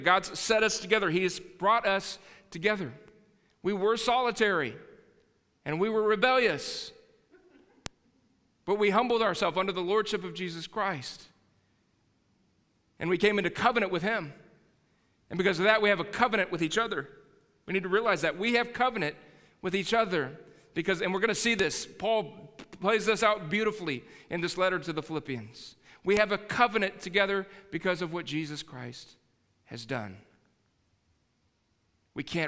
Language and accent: English; Texas, United States; I'm a Texan